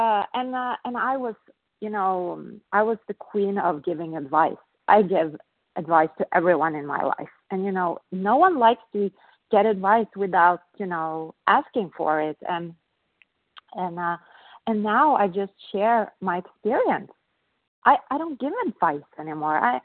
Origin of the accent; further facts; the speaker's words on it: Norway; I'm from Norway